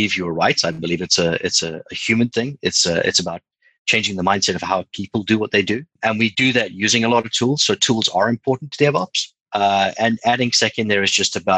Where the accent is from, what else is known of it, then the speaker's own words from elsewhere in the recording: South Africa; moved away as an adult; now in London, United Kingdom; I'm a South African living in London. I've been here nearly 2 years now.